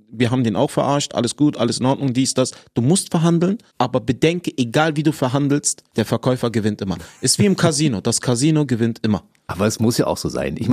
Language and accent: German; Berlin, Germany; Also ich bin im Westen geboren, Wedding, ne? Da war noch West-Berlin, ne? Genau, genau. Da war noch West-Berlin, 86 bin ich geboren.